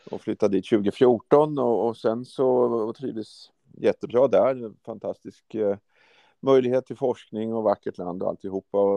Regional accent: Norrköping, Östergötland, Sweden; moved away as an adult; now in Uppsala, Sweden; Jag flyttade ju till Uppsala 84 redan då från eh, Norrköping kom jag från Östergötland.

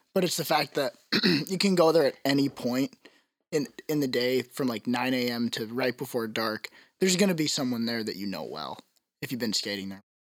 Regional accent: Tulsa, Oklahoma, United States; I'm from Tulsa

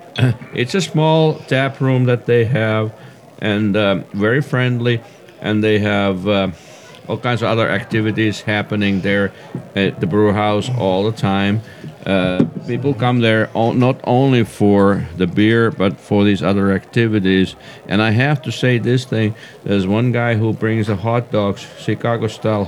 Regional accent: Finland; now in Boise, United States

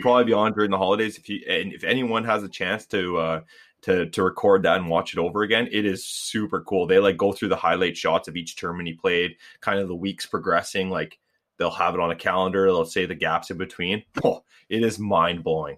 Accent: Canada; we're all Canadian

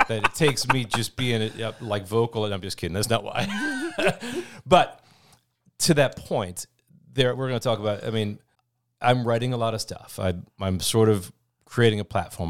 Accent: Oshkosh, Wisconsin, United States; also born or lived in Eau Claire; born and raised in Oshkosh

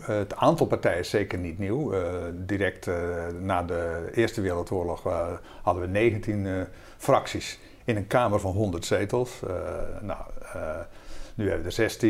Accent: Zeeland, Netherlands; moved away; ik kom zelf oorspronkelijk uit Zeeland

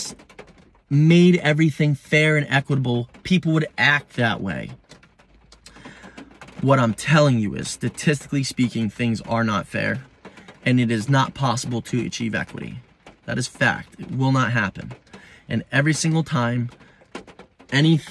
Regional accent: United States; I'm an American

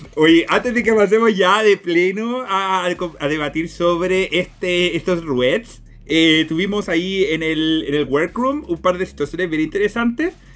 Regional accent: Chile; nos identificamos primeramente como chilenos

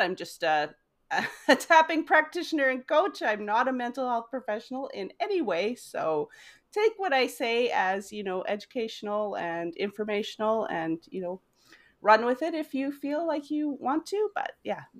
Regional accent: Weyburn, Saskatchewan, Canada; moved away as an adult; also born or lived in United States; I am from Weyburn, Saskatchewan. I have lived in five states in the U S, and, uh, we are now back in Weyburn, Saskatchewan.

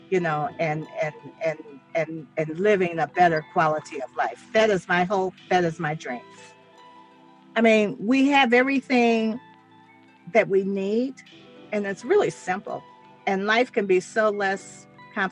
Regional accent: Lebanon, Tennessee, United States; now in Detroit, United States; I was born in Lebanon, Tennessee

